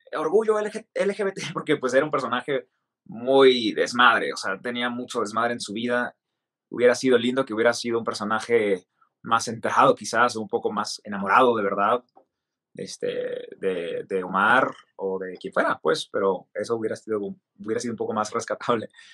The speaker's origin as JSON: {"language": "Spanish", "town": "Mexicali", "region": "Baja California", "country": "Mexico", "said": "soy mexicano de Baja California, de Mexicali"}